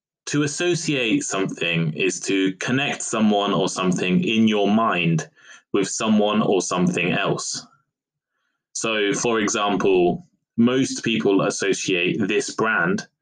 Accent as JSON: {"language": "English", "country": "United Kingdom", "said": "I am British"}